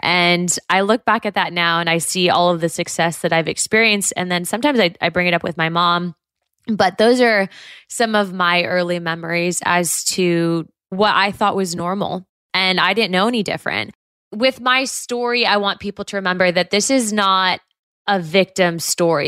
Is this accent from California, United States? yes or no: yes; Southern California, United States; also born or lived in Santa Ana / Los Angeles; growing up in Southern California